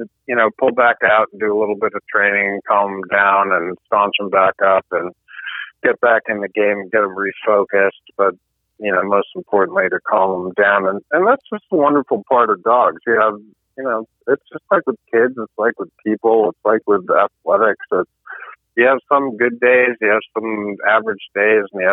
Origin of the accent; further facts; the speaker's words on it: Meriden, Connecticut, United States; I grew up in the Connecticut River Valley, so we were surrounded by all the gun companies. I was born in Meriden, which is where Parker shotguns were made